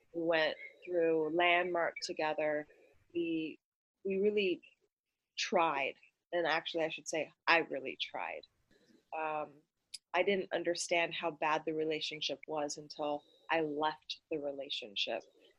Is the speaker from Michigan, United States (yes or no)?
no; Idaho, United States; born there; also born or lived in Hawaii / Vermont / Arizona / California; now in Los Angeles, United States; I am 35 years old and I was born in Idaho. Moved around my whole life. My daddy was military, so I've lived in Hawaii and Vermont, Arizona, California, all over the place.